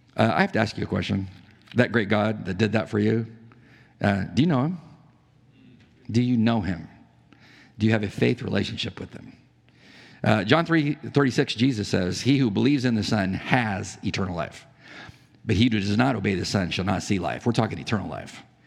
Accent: San Diego, California, United States; I'm from San Diego. I knew lots of pilots. Navy pilots. Uh, the, the Top Gun base was by our, not far from our house

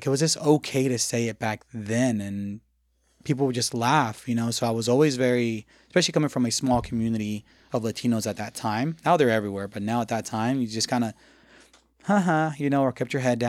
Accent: the South, United States; growing up in the South, being named …, or in this case, …, was kind of hard, you know? So I grew up really embarrassed of my name.

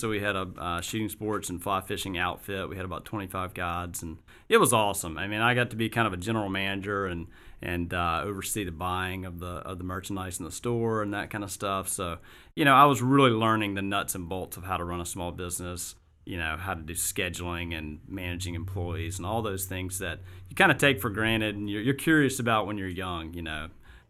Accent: Augusta, Georgia, United States; moved away as an adult; also born or lived in Colorado; I grew up in Augusta

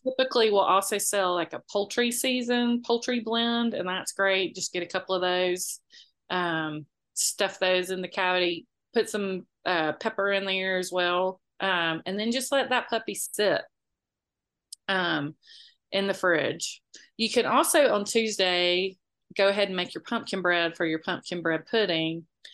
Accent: Moultrie, Georgia, United States; I grew up in Moultrie most of my life, which was an hour away

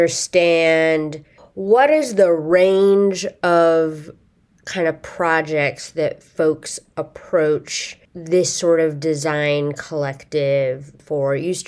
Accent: Roseburg, Oregon, United States; I'm from Roseburg, so I'm the most northerly, I think, of all of you.

